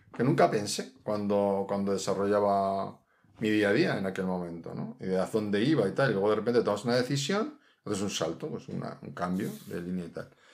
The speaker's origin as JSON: {"language": "Spanish", "region": "Mediterranean coast", "country": "Spain", "moved": "yes", "lives_now": "Madrid, Spain", "said": "Yo, que soy del Mediterráneo"}